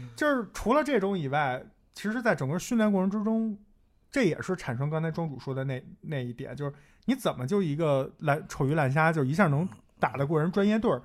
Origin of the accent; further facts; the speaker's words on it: northern China, China; 我因为作为一个北方人